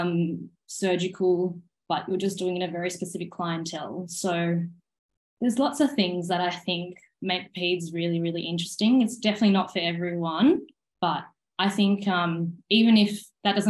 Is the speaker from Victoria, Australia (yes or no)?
no; Sydney, New South Wales, Australia; moved away as an adult; also born or lived in Queensland; I'm from Sydney, even though I studied in Queensland, I'd come to Sydney during my uni holidays